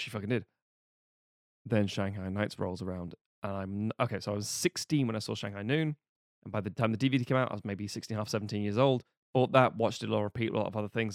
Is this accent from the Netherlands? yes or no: no; United Kingdom; being British